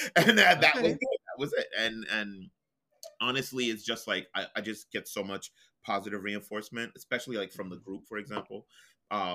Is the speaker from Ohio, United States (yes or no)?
no; New York City, New York, United States; I am a New Yorker, from Brooklyn, born and raised